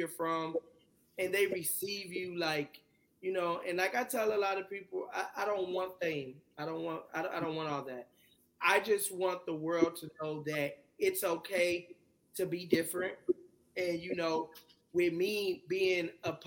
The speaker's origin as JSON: {"language": "English", "region": "Texas", "country": "United States", "tie": "born or raised there", "also_born_or_lived": "California", "said": "I'm a Texas boy. I was born in California, raised in Texas"}